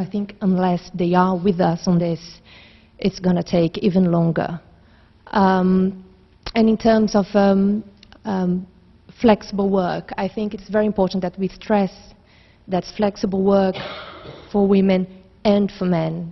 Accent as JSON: {"language": "English", "country": "Brazil", "moved": "yes", "lives_now": "London, United Kingdom", "said": "I lived in London for now for 10 years, but I'm originally from Brazil"}